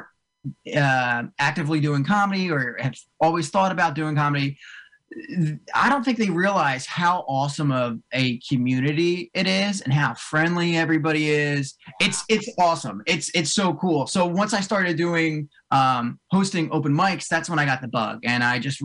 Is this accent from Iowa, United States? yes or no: no; Cherry Hill, New Jersey, United States; moved away as an adult; now in Morristown, United States; I grew up right outside of like Cherry Hill, way down south